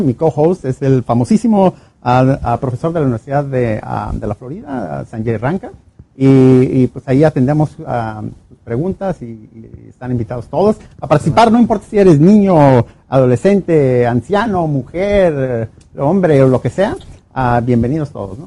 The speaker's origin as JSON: {"language": "Spanish", "country": "Mexico", "said": "regresé a México"}